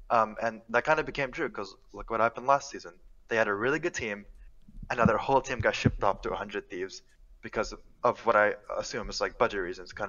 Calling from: Brooklyn, New York, United States; Hi, I'm calling from Brooklyn, New York, right now.

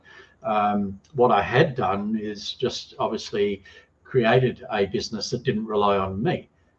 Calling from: Brisbane, Queensland, Australia; I'm actually in Brisbane, Australia, so where the cricket is.

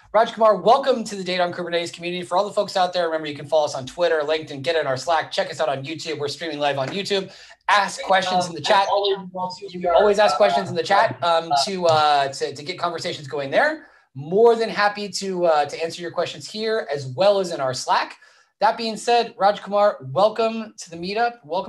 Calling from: Vallejo, California, United States; I am live from California, Vallejo, California.

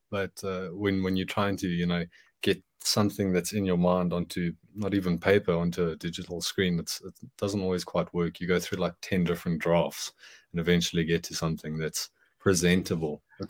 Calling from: Johannesburg, Gauteng, South Africa; From Johannesburg, South Africa.

